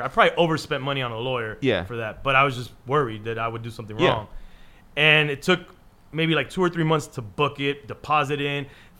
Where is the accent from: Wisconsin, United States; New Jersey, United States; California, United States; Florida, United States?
Florida, United States; Miami; if you're in my hometown, if you're in Miami